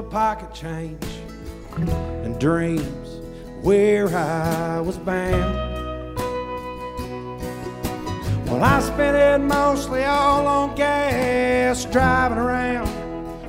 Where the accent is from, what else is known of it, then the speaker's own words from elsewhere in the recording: West Virginia, United States; I'm from West Virginia.